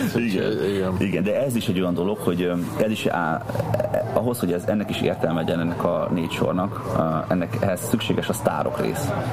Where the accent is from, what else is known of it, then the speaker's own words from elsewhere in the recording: Debrecen, Hajdú-Bihar, Hungary; Új kertben nőttem fel egyébként a Füredin.